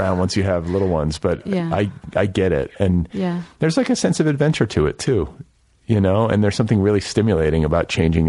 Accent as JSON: {"language": "English", "region": "Midwest", "country": "United States", "said": "I'm from the Midwest."}